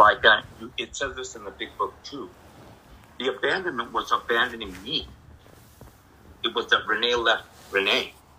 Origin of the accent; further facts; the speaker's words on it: Texas, United States; also born or lived in El Paso / Tucson / Nogales / Santa Rosa; And I was born in Texas, and so we worked out in the fields in Texas, and then in El Paso, and then in Tucson, Nogales area. And then in Santa Rosa, in the wineries and all that.